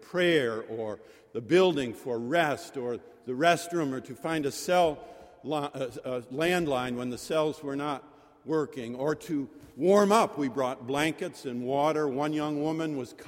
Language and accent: English; Syracuse, New York, United States; born or raised there; now in Boston, United States